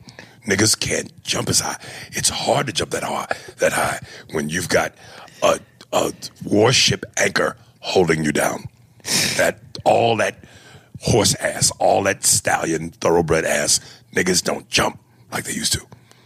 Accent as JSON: {"language": "English", "town": "Chicago", "region": "Illinois", "country": "United States", "said": "I'm from Chicago."}